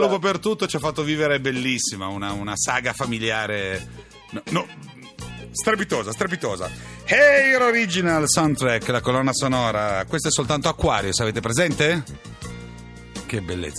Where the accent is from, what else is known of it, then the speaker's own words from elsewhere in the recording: Livorno, Tuscany, Italy; da livornese